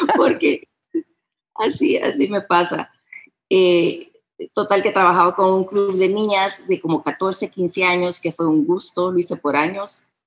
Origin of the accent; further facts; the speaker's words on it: United States; first language Spanish; moved away as an adult; now in San Salvador, El Salvador; Aquí nací, pasé la mayoría de mi niñez en Estados Unidos, pero regresé aquí